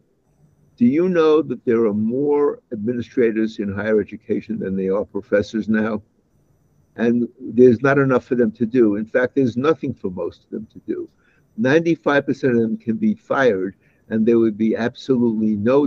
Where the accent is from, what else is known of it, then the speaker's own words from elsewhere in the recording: New York City, New York, United States; moved away; I was born in the Bensonhurst section of Brooklyn, New York. And that was a neighborhood that was 50% Jewish and 50% Italian